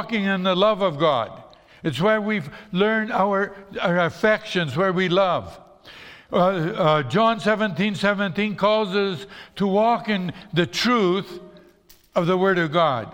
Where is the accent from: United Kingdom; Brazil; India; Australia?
Brazil; moved away; when I grew up in Brazil